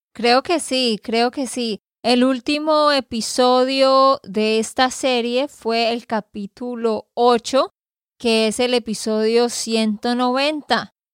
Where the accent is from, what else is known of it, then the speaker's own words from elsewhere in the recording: Santander, Colombia; de Santander, Colombia